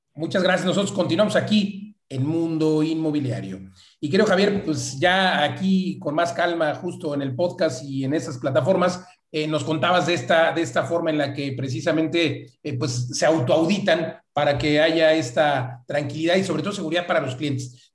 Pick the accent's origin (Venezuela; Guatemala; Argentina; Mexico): Mexico